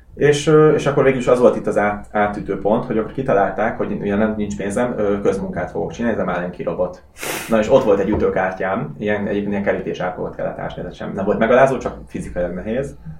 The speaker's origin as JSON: {"language": "Hungarian", "country": "Hungary", "also_born_or_lived": "Russia", "moved": "as an adult", "said": "volt orosz lakcímem, de, de nyilván külföldi vagyok, magyar útlevél"}